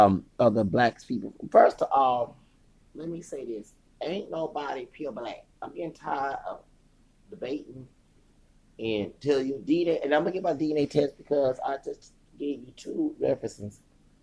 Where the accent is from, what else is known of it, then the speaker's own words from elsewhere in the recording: the South, United States; Me, I'm from the South. I got white, long distance kin folks.